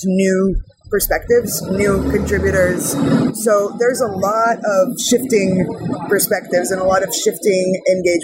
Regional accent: California, United States; moved away as an adult; also born or lived in Israel; now in Prague, Czech Republic; I was born in Israel. I grew up in California, and now I live in Prague, Czech Republic, working remotely

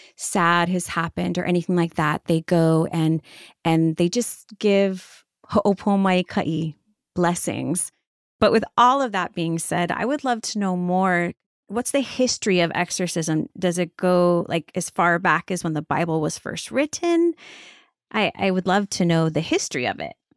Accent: Honolulu, Hawaii, United States; I am born and raised in Honolulu

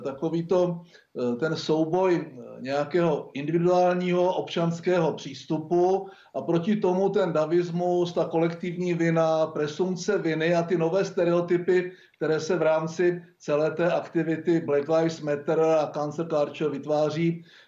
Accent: Czechia; jako Češi

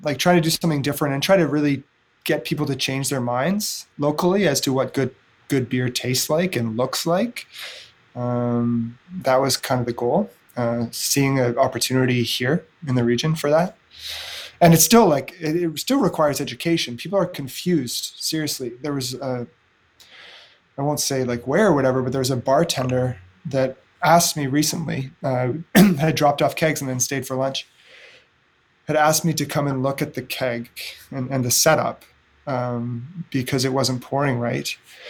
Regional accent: Edmonton, Alberta, Canada; now in Kingston, Canada; so I moved to Kingston from Edmonton. Edmonton, Alberta has a growing beer scene now, actually.

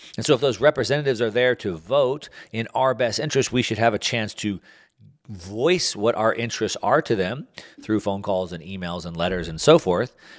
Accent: United States; I'm an American

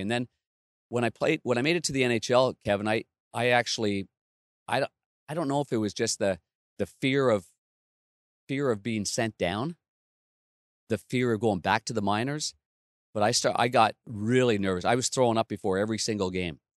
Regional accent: Ottawa, Ontario, Canada; I grew up in Ottawa, but Nepean is a, a, just a west suburb

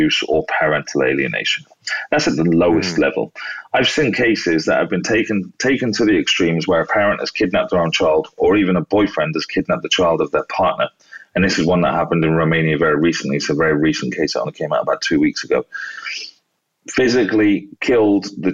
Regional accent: United Kingdom; being British

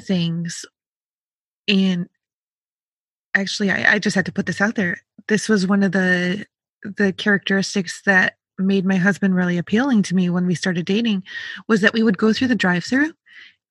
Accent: Rochester, New York, United States; I grew up in Rochester, New York

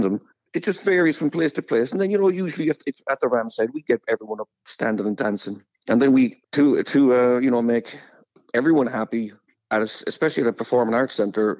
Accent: Cork, Munster, Ireland; born or raised there; moved away as an adult; also born or lived in Los Angeles

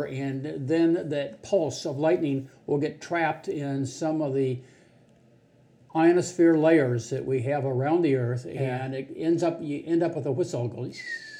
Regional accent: Cincinnati, Ohio, United States; I grew up in Cincinnati.

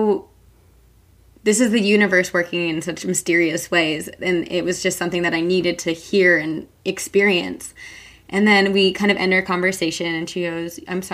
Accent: New Jersey, United States; I'm from New Jersey.

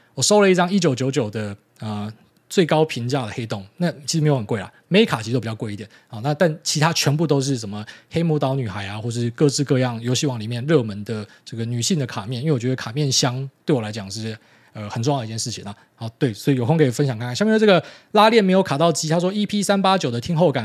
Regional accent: Miaoli County, Taiwan; 很多在苗栗长大的小朋友都这样

